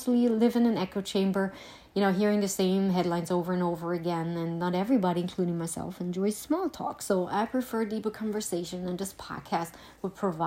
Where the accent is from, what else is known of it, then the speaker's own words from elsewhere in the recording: Germany; also born or lived in Eastern Pennsylvania; now in Pennsylvania, United States; I am originally from Germany and now live in Eastern PA